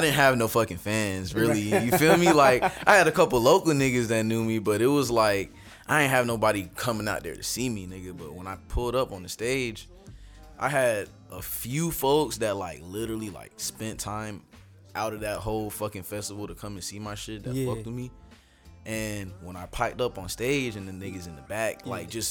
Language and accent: English; Palm Beach, Florida, United States; I'm from Palm Beach, South Florida. I grew up here.